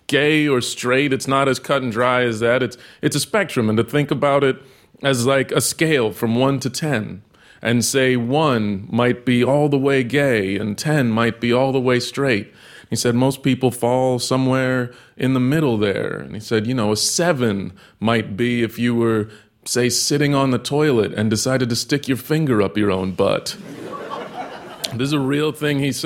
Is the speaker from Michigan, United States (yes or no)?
no; Texas, United States; I grew up in Texas